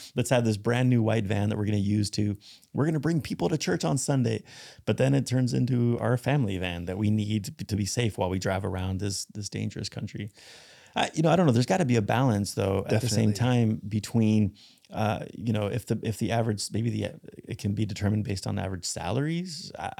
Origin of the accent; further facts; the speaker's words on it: Spain; You know, when I grew up in Spain, it wasn't that common to see denominational churches.